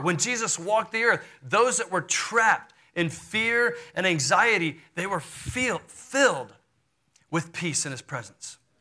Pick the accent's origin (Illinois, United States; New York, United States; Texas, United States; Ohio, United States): Texas, United States; Houston; I grew up in Houston, Texas.